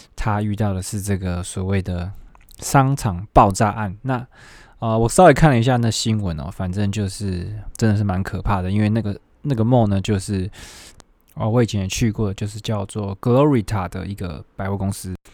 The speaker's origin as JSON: {"language": "Chinese", "country": "Taiwan", "moved": "yes", "said": "我们台湾人"}